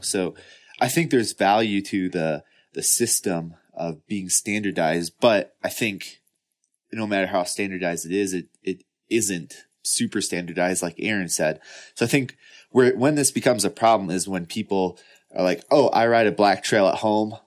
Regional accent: Midwest, United States; I grew up in the Midwest

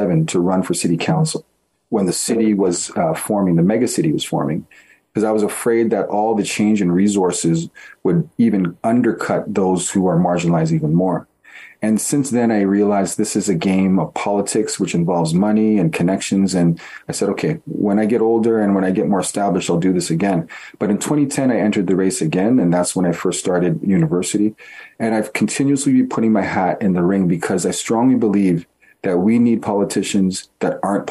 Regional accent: Toronto, Ontario, Canada; I was born and raised in Toronto

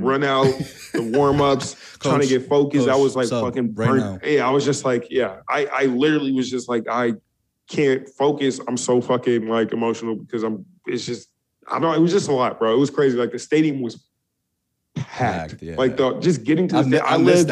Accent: California, United States; also born or lived in Toronto, Canada; now in Florida, United States; from California

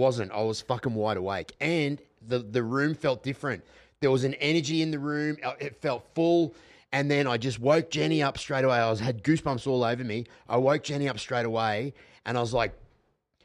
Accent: Australia

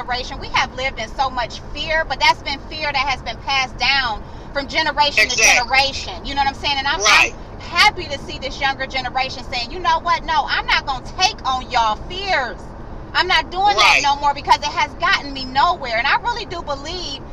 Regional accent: Cleveland, Ohio, United States; moved away as an adult; now in North Carolina, United States; Cleveland, Ohio. Born and raised.

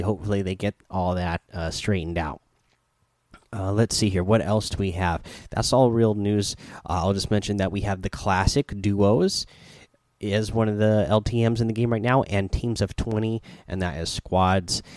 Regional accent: Oregon, United States; I grew up in Oregon near some uh, sand dunes

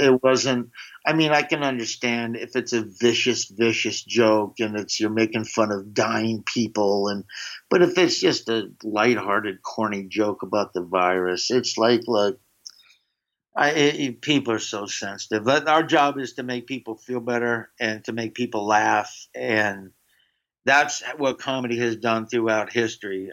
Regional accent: the South, United States; growing up in the south

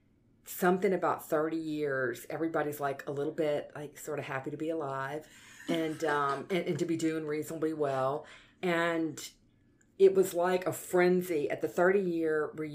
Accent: Baton Rouge, Louisiana, United States; I'm actually born and raised in Baton Rouge. Went to Baton Rouge High and LSU

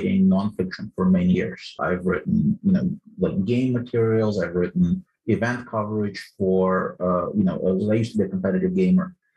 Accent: Ukraine; English is a second language; now in United States; I was born in the Soviet Union, and I came to the United States as a refugee in 1991. Didn't speak a word of English

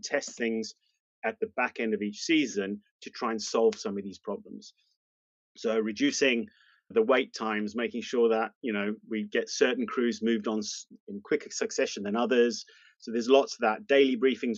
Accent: South Africa; moved away as an adult; now in United Kingdom; Moved to the UK, there was a small change in the law around being South African, and I took advantage of that, moved to the UK

